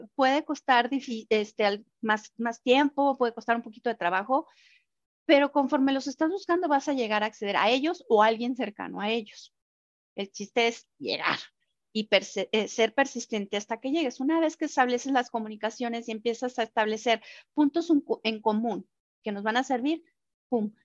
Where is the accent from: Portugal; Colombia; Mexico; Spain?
Mexico; como mexicanos